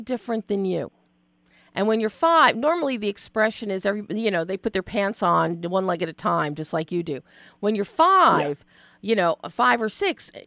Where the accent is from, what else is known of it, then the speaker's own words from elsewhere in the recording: Philadelphia, Pennsylvania, United States; I grew up in Philly